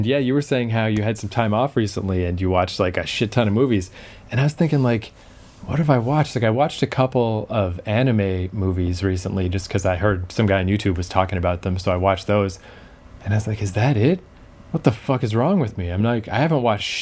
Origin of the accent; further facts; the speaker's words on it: Fredericton, New Brunswick, Canada; we're both obviously from Fredericton, New Brunswick, which is just this tiny little city in a tiny little province in Canada.